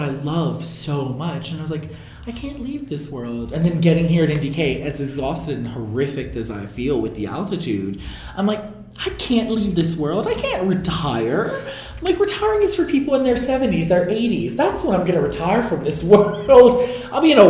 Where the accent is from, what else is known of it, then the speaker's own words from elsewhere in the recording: New Orleans, Louisiana, United States; my hometown con that I started at 15 years ago was MechaCon in New Orleans